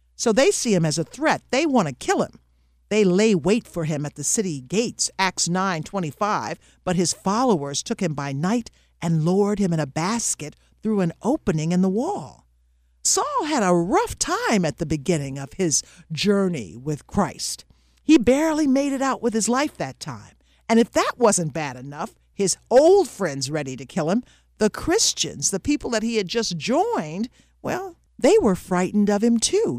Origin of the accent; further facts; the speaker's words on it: Little Rock, Arkansas, United States; moved away as an adult; also born or lived in Michigan; I missed my hometown of Little Rock